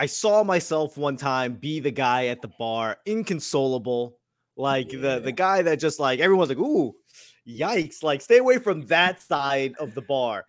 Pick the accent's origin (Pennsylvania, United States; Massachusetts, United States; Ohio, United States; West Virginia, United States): Massachusetts, United States; Boston; But I grew up in Boston in the 80s.